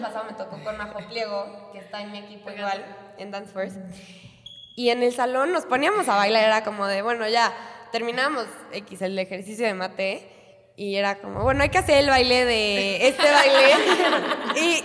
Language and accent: Spanish; Mexico; somos puras mexicanas